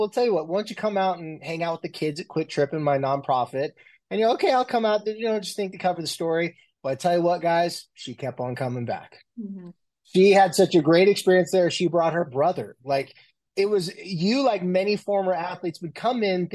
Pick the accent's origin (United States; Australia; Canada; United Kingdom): United States; Carlsbad, California; also born or lived in San Diego, California; now in Salt Lake City, United States; I was born and raised in San Diego, more specifically Carlsbad, Oceanside, California area